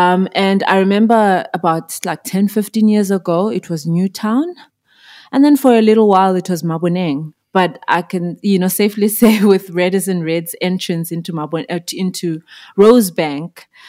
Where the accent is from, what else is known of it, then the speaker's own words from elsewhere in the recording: Zimbabwe; moved away as an adult; now in South Africa; I'm originally from Zimbabwe. I was born and bred there. I moved to South Africa in 2011 to study and secretly to pursue music.